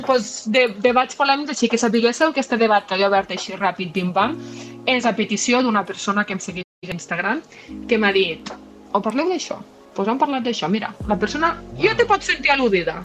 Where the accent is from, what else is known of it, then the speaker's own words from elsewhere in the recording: Catalonia, Spain; som catalans